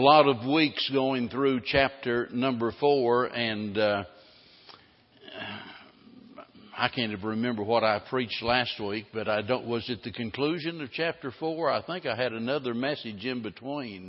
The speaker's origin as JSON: {"language": "English", "region": "the Ozarks", "country": "United States", "tie": "born or raised there", "said": "I was raised in the Ozarks"}